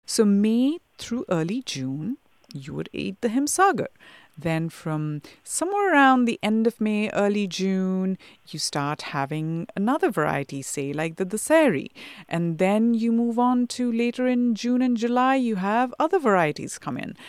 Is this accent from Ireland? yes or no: no; India; moved away; I was born in India and I grew up there